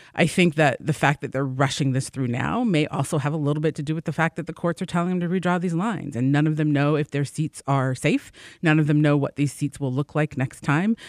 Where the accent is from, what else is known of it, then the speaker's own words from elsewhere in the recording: Virginia, United States; now in Michigan, United States; I'm originally from Virginia